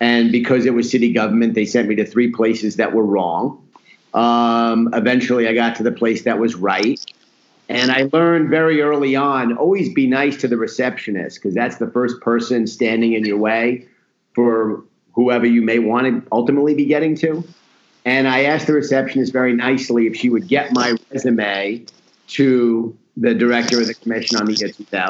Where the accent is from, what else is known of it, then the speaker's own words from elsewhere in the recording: New York City, New York, United States; moved away as an adult; also born or lived in Atlanta; my family was all from Brooklyn, and I grew up in Queens.